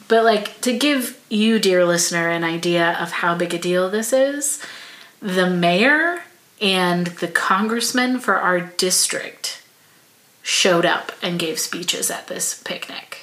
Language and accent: English; United States; as an American